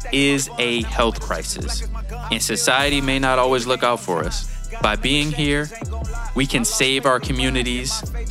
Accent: Boston, Massachusetts, United States; moved away as an adult; also born or lived in Stanford, California / Minnesota; now in Ohio, United States; I was born in Boston, Massachusetts.

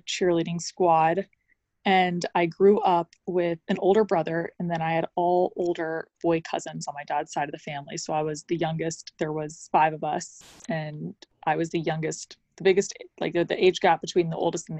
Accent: Atlanta, Georgia, United States; I grew up in Atlanta

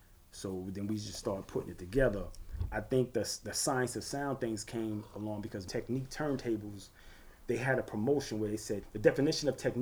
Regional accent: New York City, New York, United States; We were from Gates Avenue, neighboring blocks.

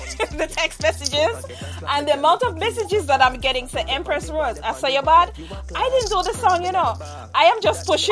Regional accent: Jamaica; we Jamaicans

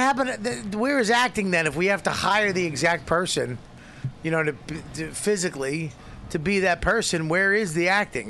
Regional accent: Boston, Massachusetts, United States; I'm an Irish, I'm an Irish Italian guy from Boston

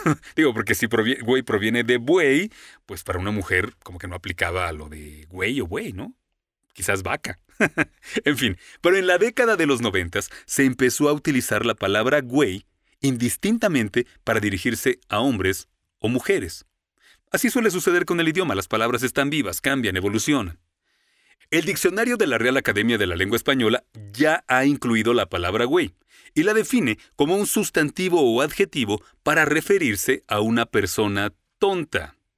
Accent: Mexico; moved away as an adult; also born or lived in Florida, United States; now in United States; Alguien me preguntó, "¿De dónde eres?" y respondí, "De México"

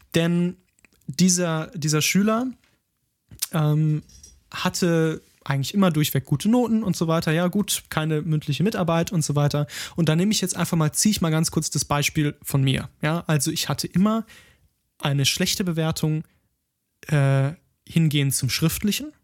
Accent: Ruhr area, North Rhine-Westphalia, Germany; komme ich ja auch, auch aus dem Ruhrgebiet

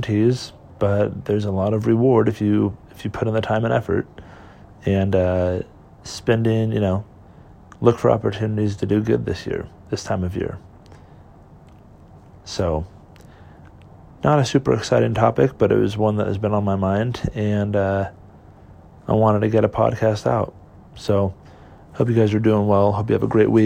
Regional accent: California, United States; moved away; I'm from California originally, born and raised there

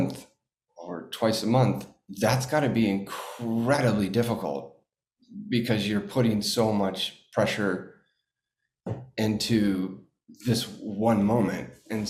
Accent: Watertown, Massachusetts, United States; born there; I'm from Boston. You know what I mean? I was born in Watertown.

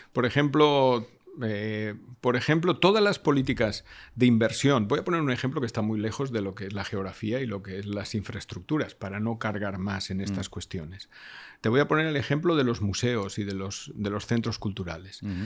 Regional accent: Valencia, Valencian Community, Spain; yo soy de Valencia

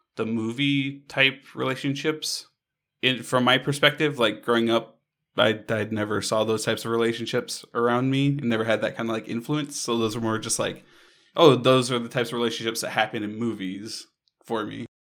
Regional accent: Hawaii, United States; I grew up in Hawaii

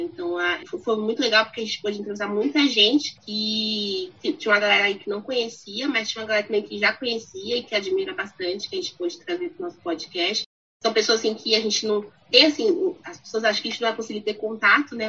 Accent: Brazil; first language Portuguese; A gente nasceu no Brasil, fala português

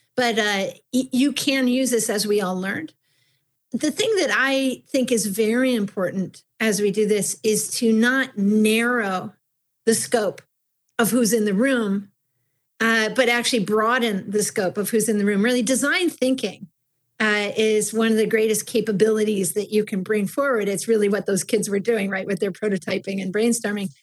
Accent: Buffalo, New York, United States; I grew up in Buffalo, New York

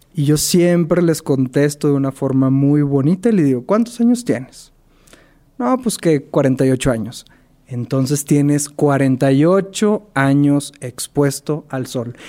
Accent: Monterrey, Nuevo León, Mexico; soy de la ciudad de Monterrey

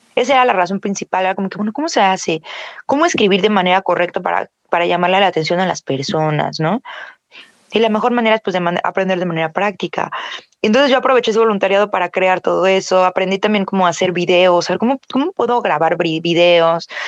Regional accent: Mexico; soy mexicana

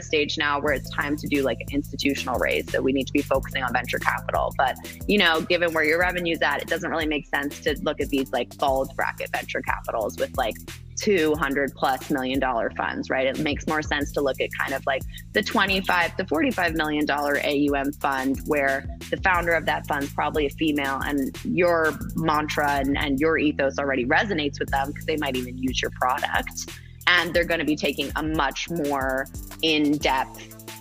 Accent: Bermuda; I was raised in Bermuda. Like I am multi-generation Bermudian.

